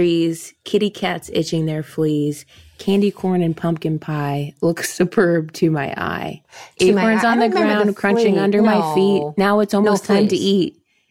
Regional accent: Midwest, United States; I'm from the Midwest

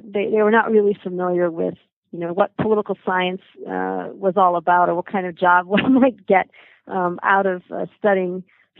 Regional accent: San Jose, California, United States; moved away as an adult; also born or lived in Buffalo, New York; I was born outside Buffalo, New York. I grew up in San Jose, California

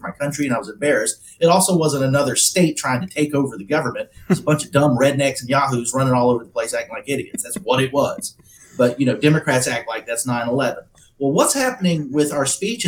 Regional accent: United States; I feel very blessed to have been born here

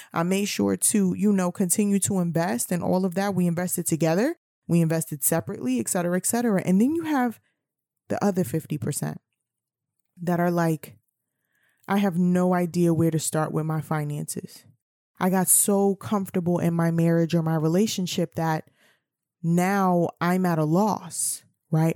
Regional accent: New York City, New York, United States; I'm from New York City

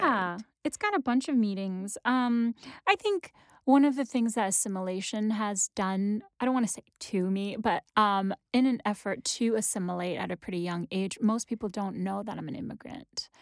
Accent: New York City, New York, United States; first language Wenzhounese; English is a second language; also born or lived in Wenzhou, China; now in Brooklyn, United States; I grew up in Queens

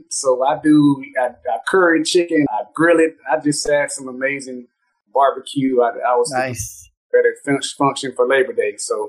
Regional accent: Orlando, Florida, United States; I am actually born and raised in Orlando.

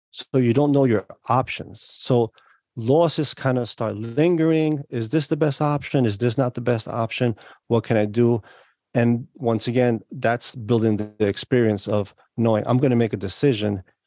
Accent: New York, United States; I was born and raised in New York

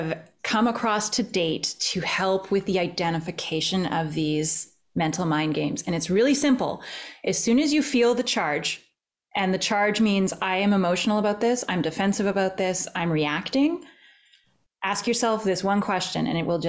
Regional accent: Canada; I'm Canadian

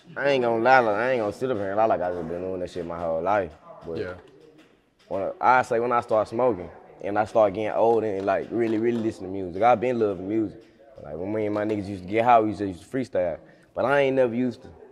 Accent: United States; also born or lived in Memphis, Tennessee / Osceola, Arkansas; I'm from Memphis slash Osceola. I stay in Osceola

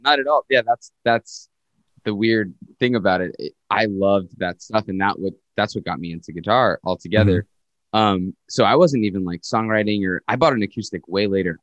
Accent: Winthrop, Massachusetts, United States; moved away as an adult; also born or lived in Queens, New York / New Rochelle, New York; now in Montreal, Canada; I grew up there till I was about nine, and then I moved to uh, Winthrop, Massachusetts, which is right outside of Boston. And sort of I've been in the Boston area since uh, around nine or ten

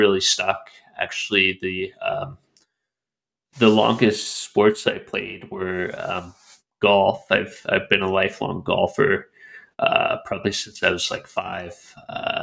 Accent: Calgary, Alberta, Canada; in Calgary, in my hometown

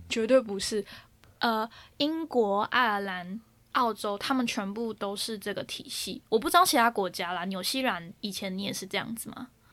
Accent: Taiwan; now in United Kingdom; 身为一个台湾人啊

